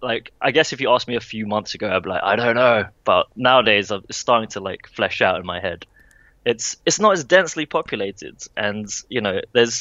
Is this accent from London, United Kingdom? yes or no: yes; Croydon, London, United Kingdom; accent: British; moved away as an adult; also born or lived in Singapore; now in Toronto, Canada; I was born there. I was born in the south of London, a place called Croydon.